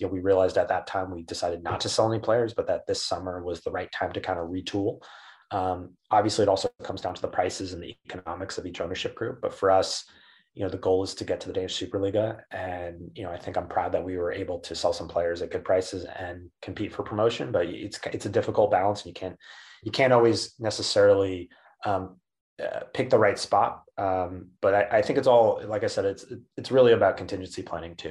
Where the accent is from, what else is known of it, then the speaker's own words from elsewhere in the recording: United States; being an American in European football in a leadership position